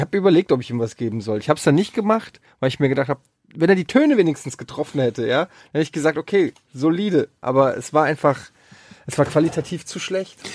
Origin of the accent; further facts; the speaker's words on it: Frankfurt am Main, Hesse, Germany; ich habe früher als Kind auf dem Öderwegstraßenfest, äh, wer es noch kennt, in Frankfurt habe ich immer so äh, Kinderflohmarktmäßig